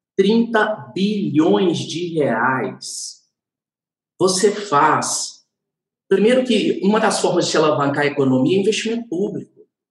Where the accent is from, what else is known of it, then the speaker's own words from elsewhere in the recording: Minas Gerais, Brazil; como bom mineiro